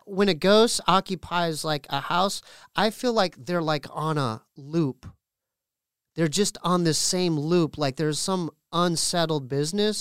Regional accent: Poway, California, United States; We're from Poway

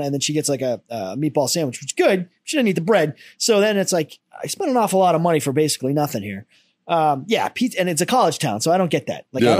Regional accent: United States; I'm an American.

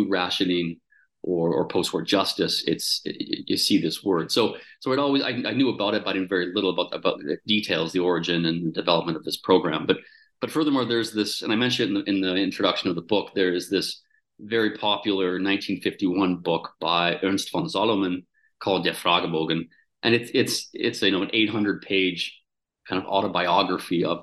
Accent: Calgary, Alberta, Canada; also born or lived in Germany; the University of Calgary in Alberta, my hometown

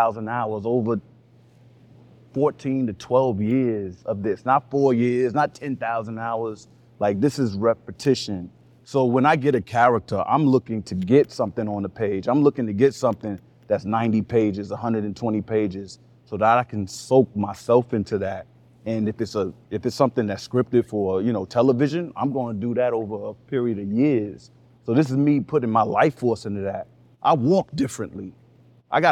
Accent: New York City, New York, United States; I'm from Harlem

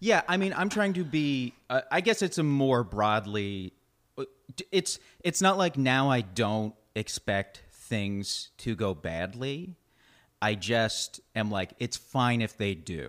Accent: Canada; moved away; growing up in Canada

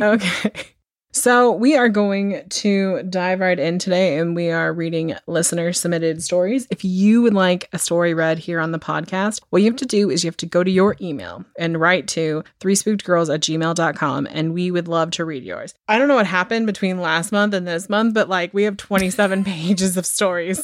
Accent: United States; I grew up in America

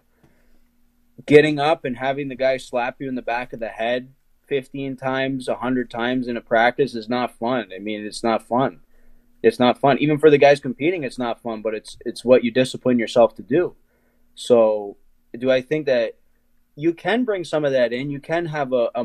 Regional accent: Ohio, United States; I'm from Ohio, and I mean, wrestling's huge here

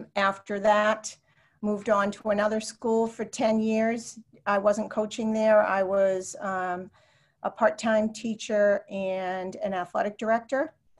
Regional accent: Salem, New Hampshire, United States; I grew up in Salem, New Hampshire, which at the time was a small town on the Massachusetts border.

